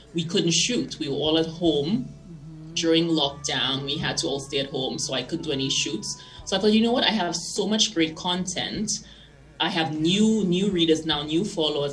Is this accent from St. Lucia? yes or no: yes; St. Lucia; now in Denver, United States; I grew up in St. Lucia.